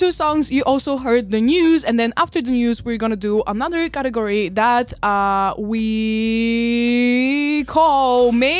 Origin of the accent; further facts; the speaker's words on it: Varna, Varna Province, Bulgaria; You rarely see it in my hometown, which is Varna.